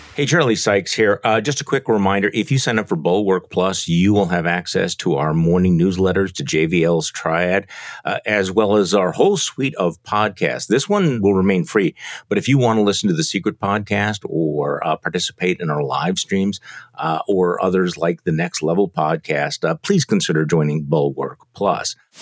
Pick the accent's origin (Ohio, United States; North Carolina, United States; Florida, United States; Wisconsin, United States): Wisconsin, United States; from my home state of Wisconsin